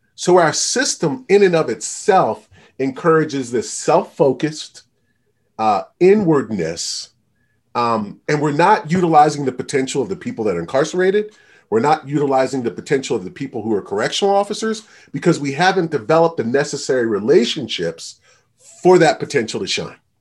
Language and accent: English; just outside of Baltimore, Maryland, United States; moved away as an adult; also born or lived in Utah; I grew up just outside of Baltimore, Maryland